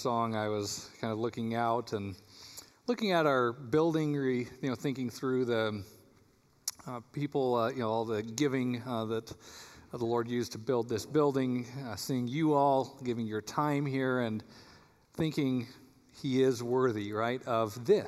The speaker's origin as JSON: {"language": "English", "region": "Colorado", "country": "United States", "moved": "yes", "lives_now": "Michigan, United States", "said": "I'm from Colorado"}